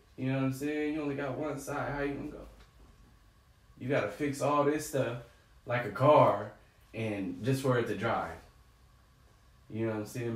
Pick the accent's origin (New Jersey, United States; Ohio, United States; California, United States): California, United States; San Diego; I grew up in Southeast, Southeast San Diego, right there off Euclid